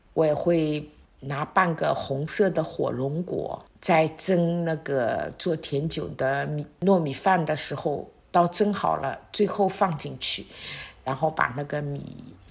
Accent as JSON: {"language": "Chinese", "region": "Shanghai", "country": "China", "moved": "as an adult", "lives_now": "Wuyishan, China", "said": "我们上海人习惯的那种酒酿小圆子"}